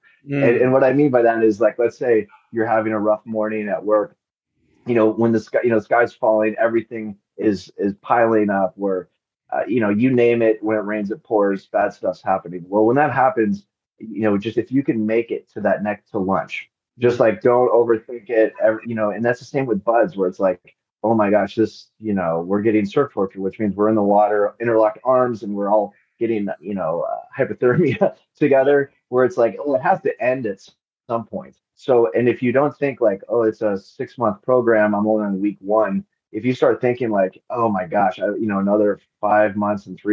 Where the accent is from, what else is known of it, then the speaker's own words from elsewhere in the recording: Overland Park, Kansas, United States; moved away as an adult; also born or lived in South Africa / Lesotho / Cairo, Egypt; I left my hometown of Overland Park, Kansas